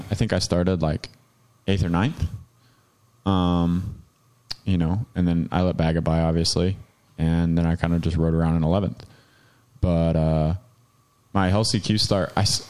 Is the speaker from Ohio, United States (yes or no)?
yes; Ohio, United States; moved away; Well, Logan and I grew up together in Ohio.